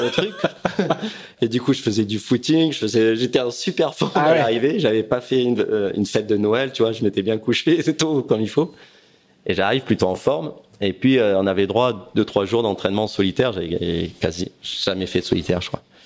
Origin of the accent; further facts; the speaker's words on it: Aix-en-Provence, Provence-Alpes-Côte d'Azur, France; J'étais Aix-en-Provence. On vivait avec ma famille